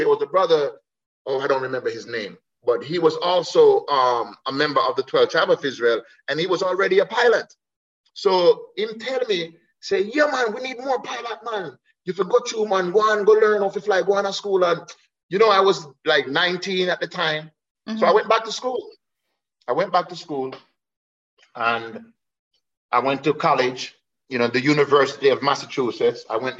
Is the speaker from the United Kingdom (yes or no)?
no; Jamaica; to find my true self as an African, as a Jamaican, as a black man